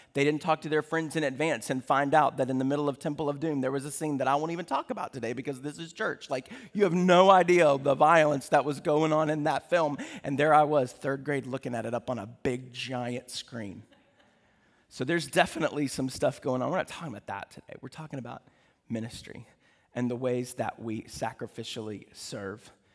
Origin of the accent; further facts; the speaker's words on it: United States; because we're American